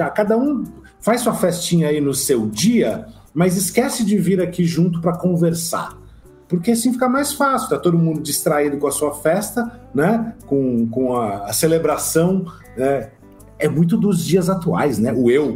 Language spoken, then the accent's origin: Portuguese; São Paulo, Brazil; moved away as an adult; now in Vilhena, Brazil; eu sou de São Paulo e sou professor em Rondônia